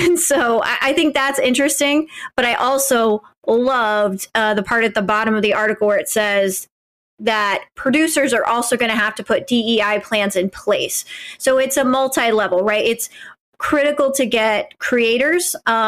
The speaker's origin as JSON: {"language": "English", "region": "Midwest", "country": "United States", "said": "So I can tell you, being a Midwesterner, I've never felt like my voice was underrepresented, especially as a white Midwesterner."}